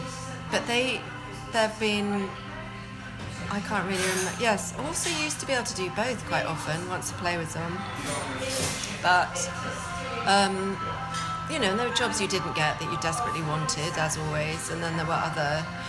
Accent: Scotland, United Kingdom; My first job was Pit Lockery, because I'm Scottish.

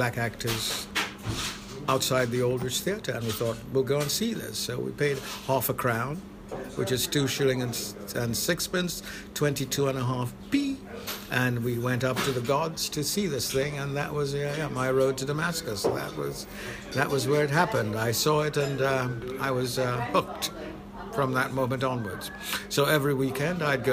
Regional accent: London, United Kingdom; born or raised there; also born or lived in Saint Lucia / West Hampstead, London

